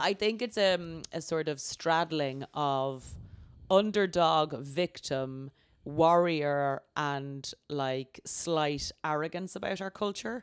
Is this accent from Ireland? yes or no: yes; Ireland; moved away; I was from Ireland